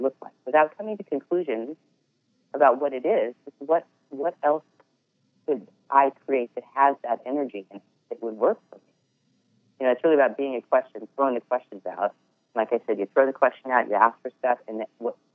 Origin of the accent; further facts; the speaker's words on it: Edmonds, Washington, United States; moved away; I grew up in Seattle, at the Edmonds. Shout out to Edmonds, Washington